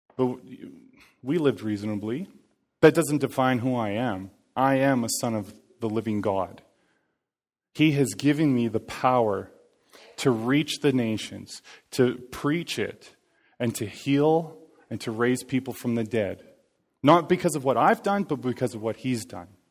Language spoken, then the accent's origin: English; Cranbrook, British Columbia, Canada; moved away; I was born and raised in Cranbrook